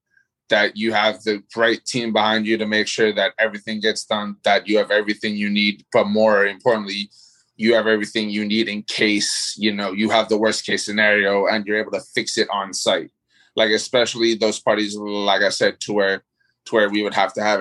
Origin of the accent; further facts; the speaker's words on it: Miami, Florida, United States; moved away as an adult; also born or lived in New York; now in North Carolina, United States; I was born in New York, but I mean, I moved down to Miami when I was like 8, 9 years old. So, I mean, that's been the majority of my life